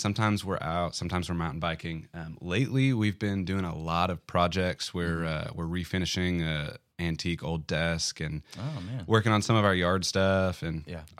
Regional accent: Bentonville, Arkansas, United States; also born or lived in Denver, United States; I was born in Denver, moved here okay. almost immediately. Mm-hmm. I'm a native Arkansan from this area, moved back to this area.

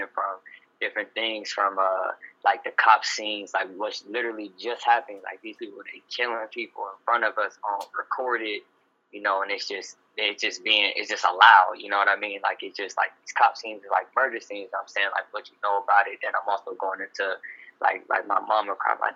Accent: Youngstown, Ohio, United States; moved away as an adult; now in San Francisco, United States; I'm originally from Youngstown, Ohio

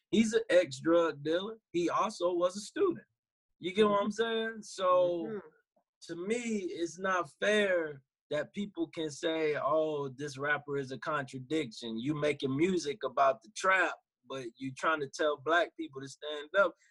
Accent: New York, United States; nigga, I'm from Marcy Project.

